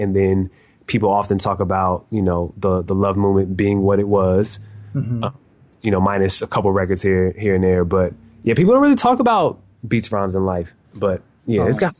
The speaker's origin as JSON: {"language": "English", "region": "the South", "country": "United States", "said": "we're from the South. We have, you know, a East Coast underground influence"}